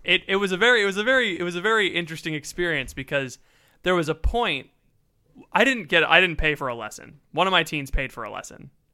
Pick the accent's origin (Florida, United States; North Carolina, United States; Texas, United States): Florida, United States; I'm from Florida